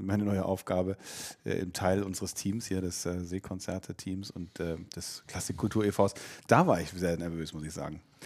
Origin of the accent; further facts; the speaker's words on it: Erlangen, Bavaria, Germany; moved away as an adult; also born or lived in New York / Nuremberg; now in Berlin, Germany; ich bin ja aufgewachsen hier in Schule und, äh, hatte meinen ersten Kiss, auch Kuss mit einer Frau in der E-Werk-Disco